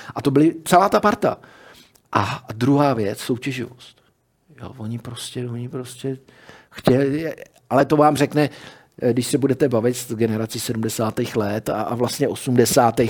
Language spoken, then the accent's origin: Czech; Czechia; my jsme Češi